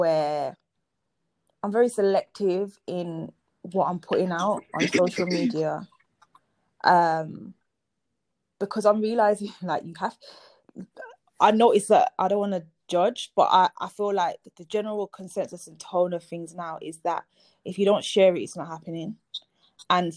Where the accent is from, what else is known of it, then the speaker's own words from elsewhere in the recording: Birmingham, West Midlands, United Kingdom; moved away as an adult; also born or lived in London; I'm back in my hometown 10 years later, a decade later